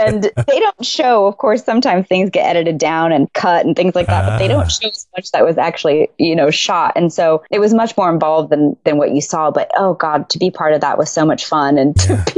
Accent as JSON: {"language": "English", "town": "Tucson", "region": "Arizona", "country": "United States", "tie": "born or raised there", "moved": "yes", "said": "I was raised in Tucson and I'm Mexican and Native American"}